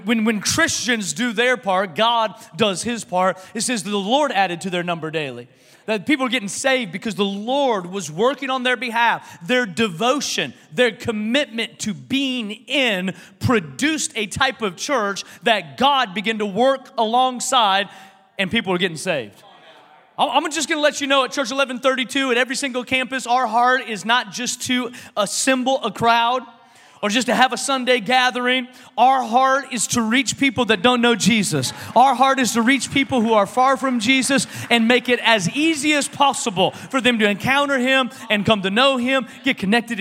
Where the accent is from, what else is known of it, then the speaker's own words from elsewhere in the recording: Washington, United States; now in Texas, United States; I'm from Washington.